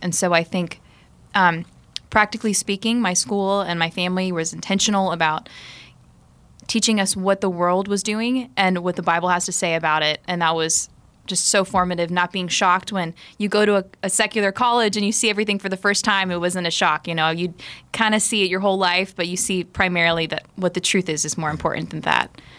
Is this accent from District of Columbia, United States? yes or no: no; South Florida, United States; I grew up in South Florida.